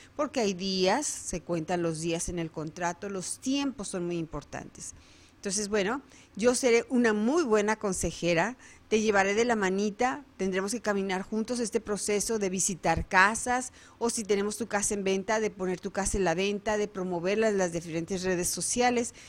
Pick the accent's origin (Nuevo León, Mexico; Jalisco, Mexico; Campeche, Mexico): Jalisco, Mexico; Guadalajara; moved away as an adult; now in Arizona, United States; Soy nacida en Guadalajara, Jalisco